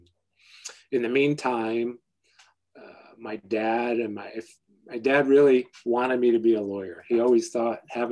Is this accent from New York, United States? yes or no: yes; Binghamton, New York, United States; I grew up in Binghamton, New York, upstate New York